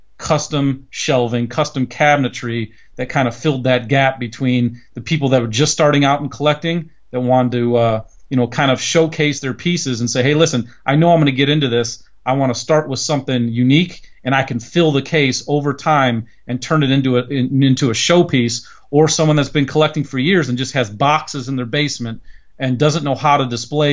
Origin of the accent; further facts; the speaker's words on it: near Cleveland, Ohio, United States; in my hometown, we're near Cleveland, Ohio